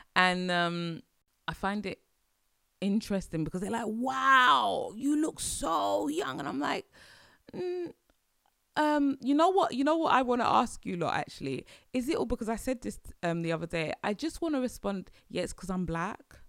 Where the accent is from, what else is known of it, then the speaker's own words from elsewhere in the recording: London, United Kingdom; as British people, as Londoners, as British people